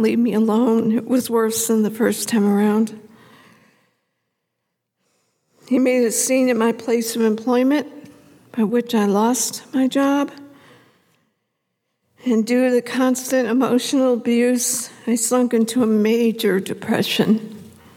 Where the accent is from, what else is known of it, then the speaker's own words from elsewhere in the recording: Cleveland, Ohio, United States; also born or lived in Elyria; I grew up in Cleveland